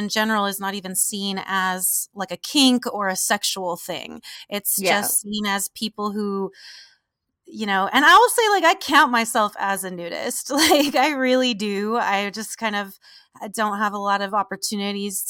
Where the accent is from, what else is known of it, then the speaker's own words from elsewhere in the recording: Southern California, United States; I'm from Southern California in the desert